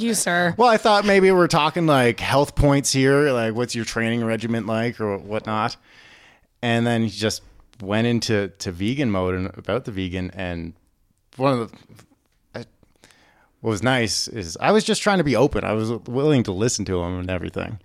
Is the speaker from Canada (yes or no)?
yes; Prince Edward Island, Canada; moved away as an adult; growing up on Prince Edward Island